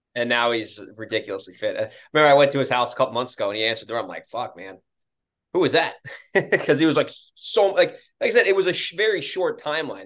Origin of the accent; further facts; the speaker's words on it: New York, United States; moved away; I'm from New York originally